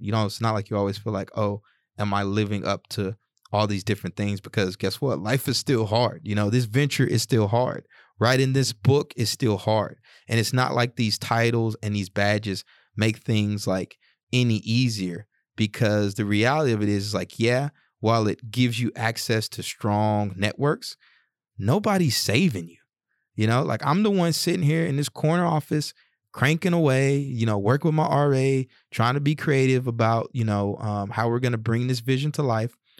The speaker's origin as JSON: {"language": "English", "region": "the South", "country": "United States", "tie": "born or raised there", "said": "when I was growing up in the South"}